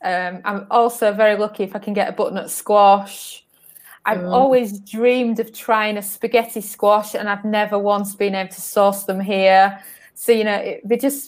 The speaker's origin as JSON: {"language": "English", "region": "Northern England", "country": "United Kingdom", "tie": "born or raised there", "also_born_or_lived": "London / Algarve, Portugal", "moved": "as an adult", "lives_now": "Portugal", "said": "I was born in London, and then I was raised in Northern England."}